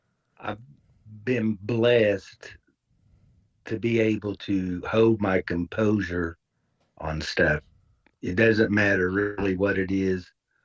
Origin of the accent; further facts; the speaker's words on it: Indiana, United States; back in my hometown.